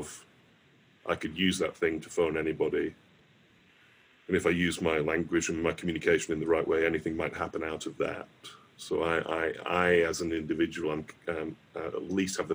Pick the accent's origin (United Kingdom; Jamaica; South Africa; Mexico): United Kingdom; Morley, Yorkshire and the Humber; moved away; the house I grew up back in Morley